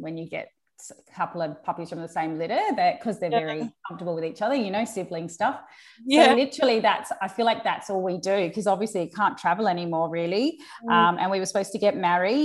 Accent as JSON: {"language": "English", "town": "Adelaide", "region": "South Australia", "country": "Australia", "moved": "as an adult", "lives_now": "Brisbane, Australia", "said": "I'm actually from Adelaide, and so I didn't move here till after"}